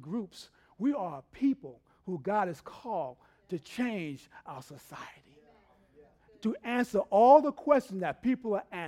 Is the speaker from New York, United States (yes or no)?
yes; New York City, New York, United States; now in Texas, United States; I grew up in New York City.